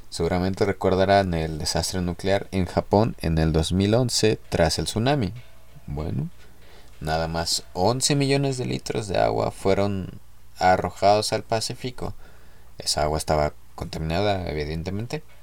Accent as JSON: {"language": "Spanish", "region": "Mexico City", "country": "Mexico", "tie": "born there", "said": "Se escuchaba más chido DF, yo nací eh, en el DF."}